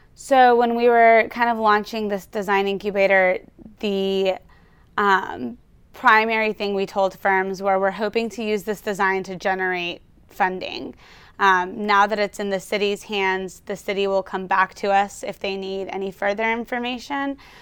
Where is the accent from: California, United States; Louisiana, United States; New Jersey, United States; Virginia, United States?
Louisiana, United States; Baton Rouge; now in Houston, United States; I was born and raised in Baton Rouge, Louisiana